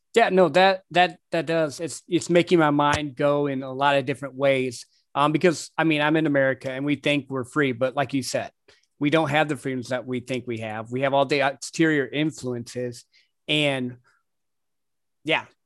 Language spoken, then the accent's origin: English; Midwest, United States; I grew up in the Midwest